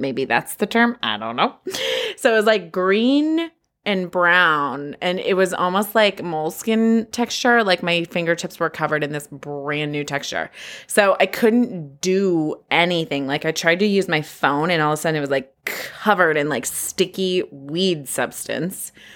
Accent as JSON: {"language": "English", "region": "California", "country": "United States", "tie": "born or raised there", "said": "I was born and raised here in California just thirty-five years ago"}